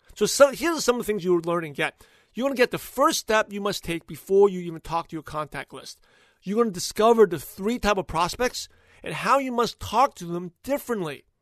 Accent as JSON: {"language": "English", "town": "New York City", "region": "New York", "country": "United States", "tie": "born or raised there", "moved": "yes", "lives_now": "California, United States", "said": "I'm from Brooklyn"}